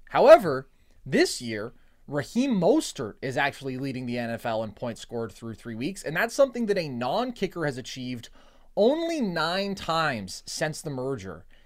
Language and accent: English; the Bay Area, California, United States; growing up in the Bay